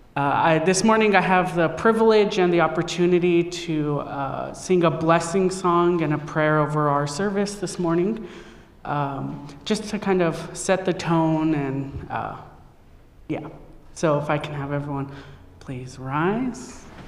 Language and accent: English; Yakama Nation, Washington, United States; I come from the Yakima Nation.